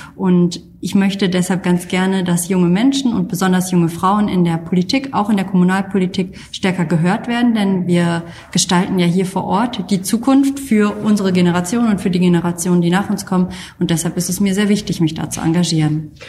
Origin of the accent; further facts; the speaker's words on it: Kamp-Lintfort, North Rhine-Westphalia, Germany; moved away as an adult; also born or lived in Xanten; now in Düsseldorf, Germany; die restlichen 18 Jahre bis zu meinem Auszug in Kamp Lindfort, ähm, der Zechen- und Klosterstadt, aufgewachsen.